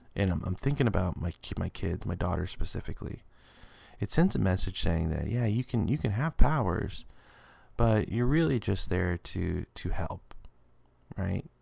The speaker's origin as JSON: {"language": "English", "region": "West Texas", "country": "United States", "said": "I'm a guy from West Texas"}